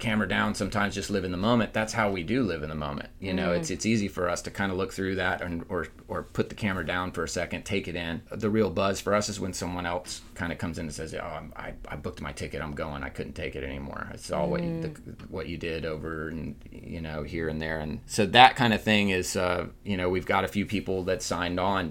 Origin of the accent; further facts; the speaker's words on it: Fort Walton Beach, Florida, United States; also born or lived in Pensacola, Florida / Nashville, Tennessee; now in Destin, United States; I was born in Pensacola, raised in Fort Walton, and I live in Destin